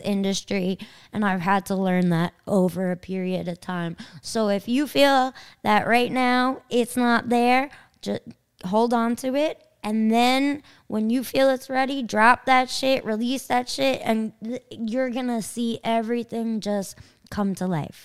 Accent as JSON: {"language": "English", "town": "Kings Park", "region": "New York", "country": "United States", "tie": "born or raised there", "said": "I can't rep my town. I'm from Kings Park"}